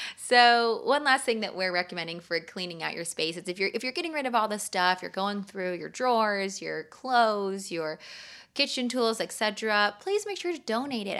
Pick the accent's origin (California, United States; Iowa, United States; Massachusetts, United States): California, United States; I'm from California